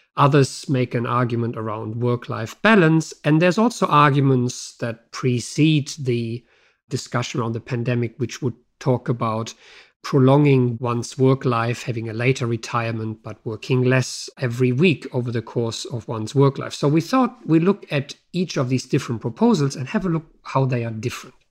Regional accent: Germany; moved away; my home country, Germany

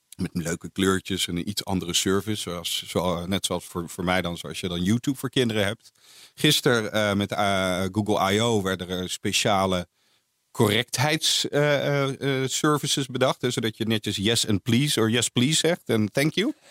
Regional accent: Netherlands; Als Nederlander

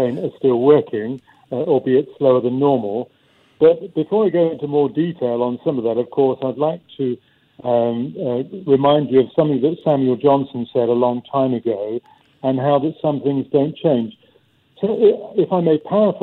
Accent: United Kingdom; being British

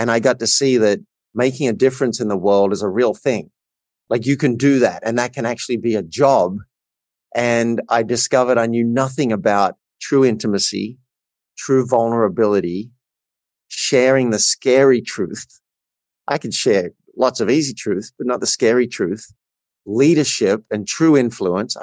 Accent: Australia; I grew up in a country town in Australia

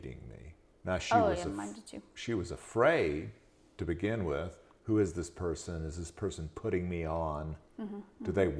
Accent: Macon, Georgia, United States; I was born in Macon, Georgia

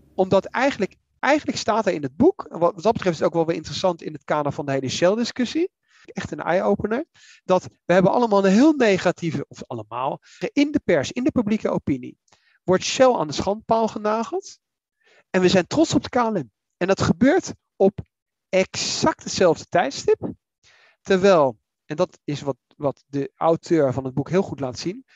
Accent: The Hague, South Holland, Netherlands; ik ben in Den Haag opgegroeid

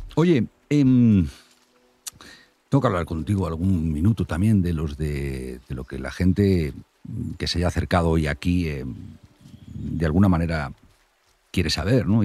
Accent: north of Santander, Cantabria, Spain; Yo soy del norte de Santander

